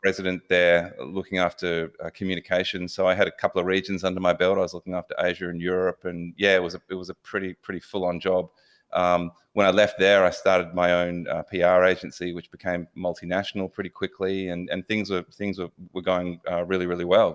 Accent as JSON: {"language": "English", "town": "Melbourne", "region": "Victoria", "country": "Australia", "tie": "born or raised there", "said": "Yeah, I was born in Melbourne and pretty stock standard um, suburban Melbourne boy."}